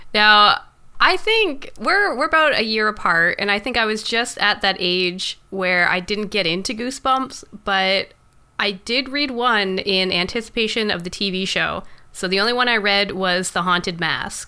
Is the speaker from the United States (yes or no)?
no; Canada